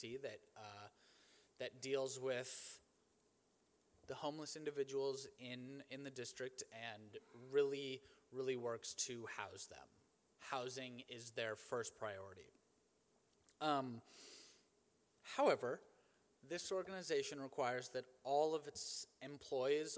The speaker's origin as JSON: {"language": "English", "town": "Cleveland", "region": "Ohio", "country": "United States", "said": "I'm from Cleveland, Ohio, and I'm the son of a pastor"}